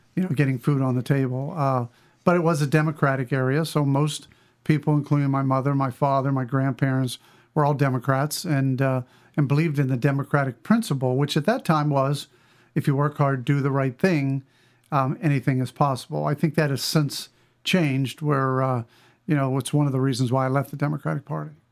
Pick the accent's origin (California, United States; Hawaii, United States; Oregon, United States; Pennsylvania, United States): Pennsylvania, United States; western; I grew up in western Pennsylvania, a small town, uh, really between Denorem and Ogallala, Pennsylvania